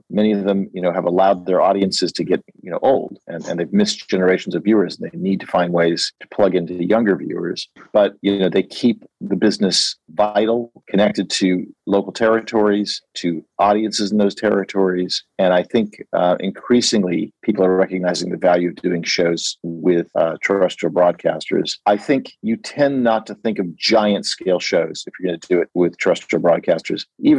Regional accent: United States; I'm an American at a British production company working with an Italian company.

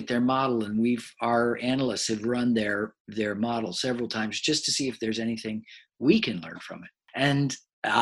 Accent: United States; I'm an American.

